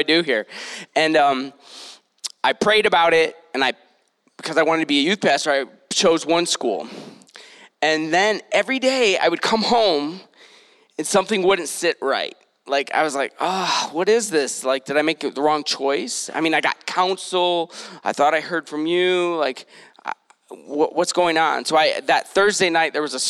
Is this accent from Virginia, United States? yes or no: no; Detroit, Michigan, United States; also born or lived in San Diego; now in Utah, United States; I'm originally from Detroit